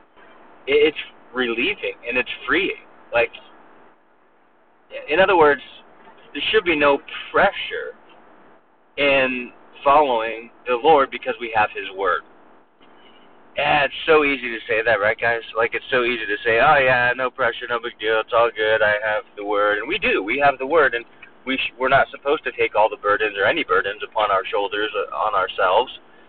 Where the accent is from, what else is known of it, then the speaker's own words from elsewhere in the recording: Southern California, United States; moved away as an adult; now in Mobile, United States; I was from Southern California, the West Coast